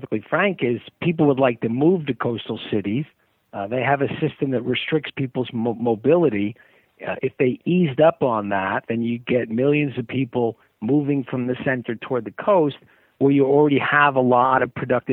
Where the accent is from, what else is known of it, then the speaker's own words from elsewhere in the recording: United States; as an American